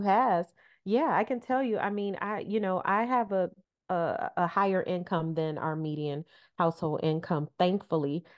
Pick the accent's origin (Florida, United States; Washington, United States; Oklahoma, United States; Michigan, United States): Michigan, United States; Detroit; growing up in Detroit, uh, for a half century, for my entire life